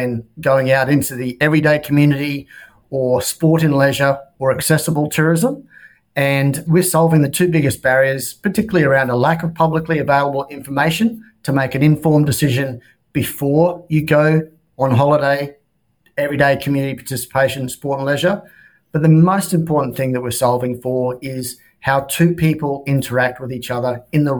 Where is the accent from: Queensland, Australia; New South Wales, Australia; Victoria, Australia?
Queensland, Australia; moved away as an adult; also born or lived in Melbourne; my home state of Queensland